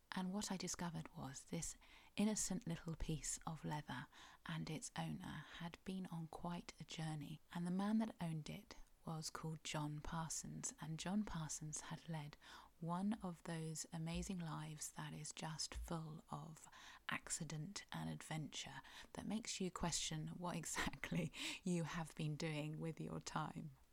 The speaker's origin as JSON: {"language": "English", "area": "Cornwall", "region": "South West England", "country": "United Kingdom", "said": "I'm a Cornish writer"}